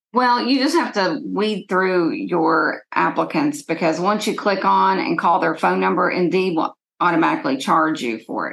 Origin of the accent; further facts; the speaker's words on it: Lexington, Kentucky, United States; I was born in Lexington